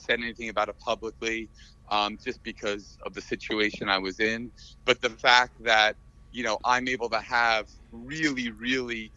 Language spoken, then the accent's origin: English; New York, United States; now in Las Vegas, United States; I'm from New York as well